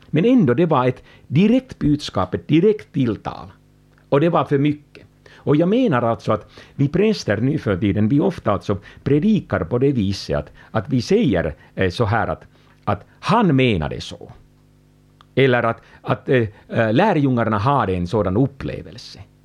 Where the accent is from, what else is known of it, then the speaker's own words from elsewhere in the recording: Finland; jag kommer från Finland